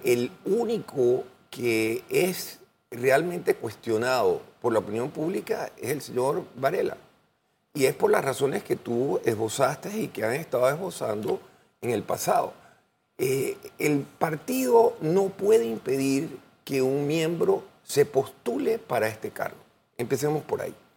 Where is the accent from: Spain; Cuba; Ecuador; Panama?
Panama; Yo voy a hacer mi trabajo como panameño